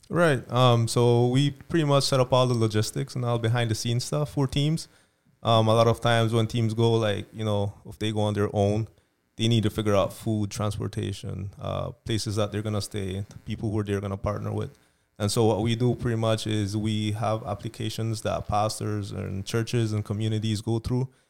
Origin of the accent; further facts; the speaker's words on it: Belize; moved away; I'm from Belize originally.